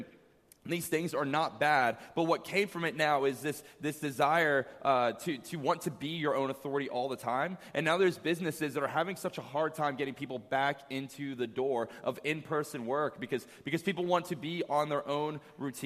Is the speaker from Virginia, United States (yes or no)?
yes; Virginia, United States; moved away as an adult; 7 years since I left my hometown in Virginia